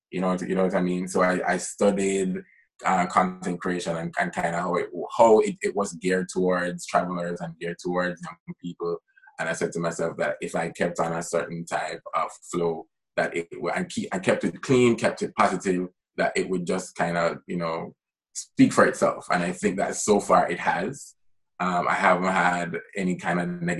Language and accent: English; Jamaica; I am Jamaican. I live in Jamaica